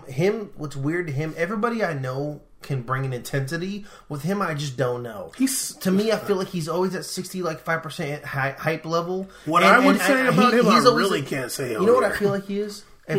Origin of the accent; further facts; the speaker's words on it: South Dakota, United States; I'm from South Dakota. You can't find me.